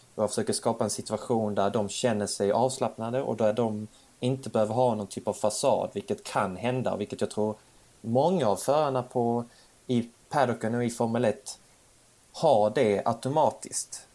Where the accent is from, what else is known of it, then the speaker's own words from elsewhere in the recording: Sweden; also born or lived in Bjärred; jag var svensk